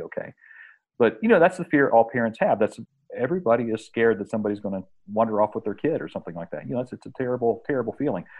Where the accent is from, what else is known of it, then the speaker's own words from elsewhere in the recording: West Virginia, United States; an experience that I had in the 70s growing up in West Virginia. I was raised on a farm